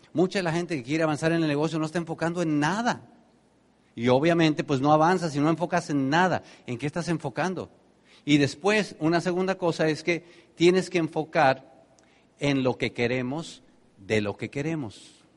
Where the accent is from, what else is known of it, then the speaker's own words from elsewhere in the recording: Tenancingo, State of Mexico, Mexico; moved away; allá en mi pueblo, cuando de Terancingo a Toluca, que era la ciudad más grande